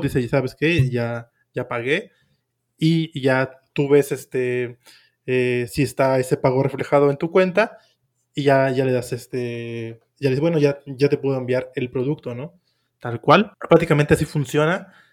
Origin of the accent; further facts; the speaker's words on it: Mexico; soy, soy de México